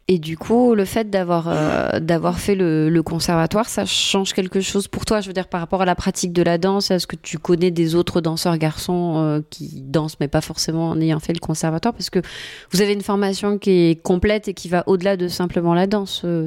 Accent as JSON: {"language": "French", "country": "French Polynesia", "tie": "born or raised there", "said": "on me demande si j'ai grandi à Tahiti, et ben, ben, oui"}